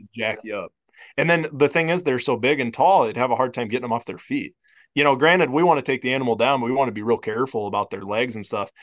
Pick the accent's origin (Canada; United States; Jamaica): United States; Iowa; moved away; growing up in Iowa